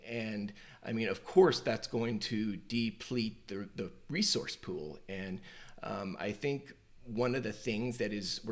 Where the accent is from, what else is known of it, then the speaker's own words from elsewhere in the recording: Cuba, Missouri, United States; I was born and raised in outside of Cuba, Missouri, about an hour and a half southwest of St. Louis